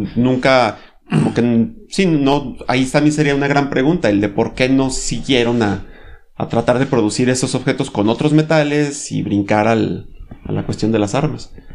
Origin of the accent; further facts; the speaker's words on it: Mexico; Aquí, por ejemplo, en México